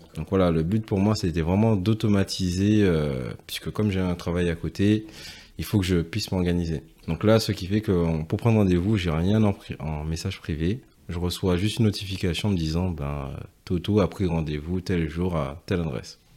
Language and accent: French; Guadeloupe; moved away as an adult; now in Paris, France; j'ai vécu en Guadeloupe euh, jusqu'à mes 18 ans. Ensuite je suis parti euh, pour mes études et euh, depuis ben, je, suis, je suis à Paris.